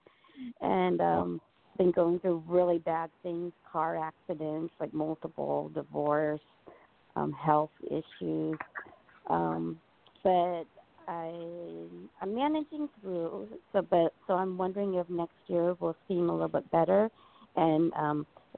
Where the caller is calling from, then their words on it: San Francisco Bay Area, California, United States; I'm calling from the San Francisco Bay Area.